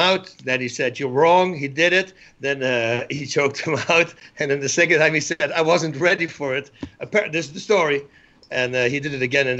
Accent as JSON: {"language": "English", "country": "Netherlands", "moved": "as an adult", "lives_now": "United States", "said": "I'm from Holland."}